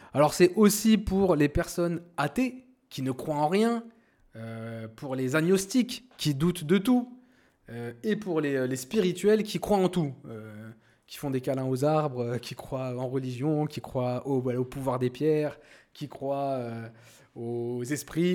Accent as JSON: {"language": "French", "area": "Paris suburbs, Seine-Saint-Denis", "region": "Île-de-France", "country": "France", "tie": "born or raised there", "moved": "as an adult", "lives_now": "Morocco", "said": "Je suis né et j'ai grandi en France, euh, plus précisément euh, en banlieue parisienne dans le 93"}